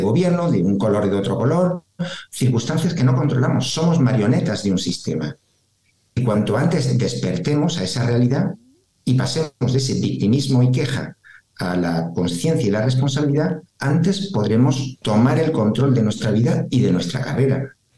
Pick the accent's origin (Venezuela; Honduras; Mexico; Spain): Spain; como latinos y además españoles